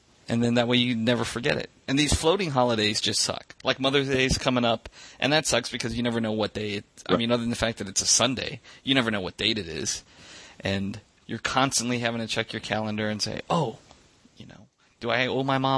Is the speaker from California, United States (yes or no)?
yes; California, United States; being a Californian